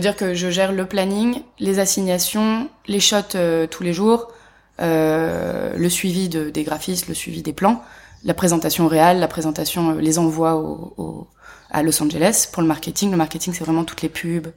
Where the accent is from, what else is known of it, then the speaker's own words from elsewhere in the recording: Paris, Île-de-France, France; je suis née à Paris. J'ai grandi à Paris